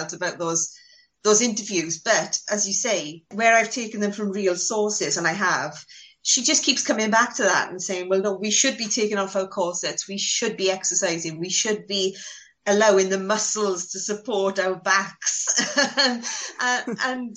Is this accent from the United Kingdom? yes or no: yes; Wales, United Kingdom; as a Welsh schoolgirl